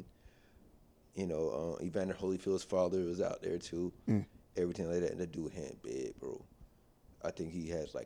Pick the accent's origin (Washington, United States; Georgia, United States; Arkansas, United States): Georgia, United States; Atlanta; moved away; also born or lived in Japan / Texas; And so I grew up in Atlanta. I mean, I was born in Atlanta.